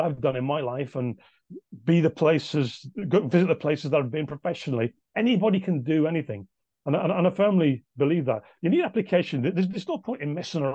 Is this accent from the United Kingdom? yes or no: yes; Nelson, North West England, United Kingdom; incredible happy memories of childhood in Nelson.